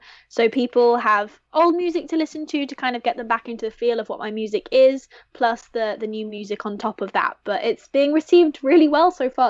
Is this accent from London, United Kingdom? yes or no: yes; London, United Kingdom; now in Los Angeles, United States; because I grew up in London.